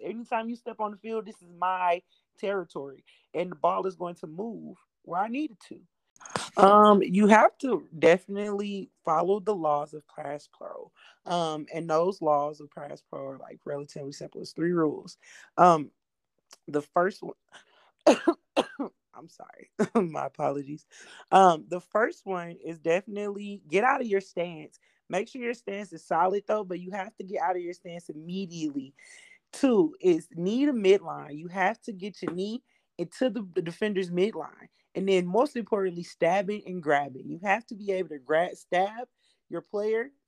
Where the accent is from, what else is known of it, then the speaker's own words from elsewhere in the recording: St. Louis, Missouri, United States; moved away as an adult; now in Texas, United States; I am originally from St. Louis, Missouri